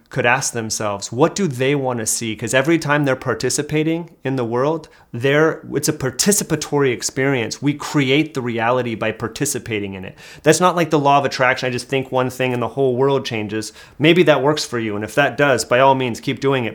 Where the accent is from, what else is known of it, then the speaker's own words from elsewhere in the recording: Hayward, California, United States; moved away; I'm from the Bay Area originally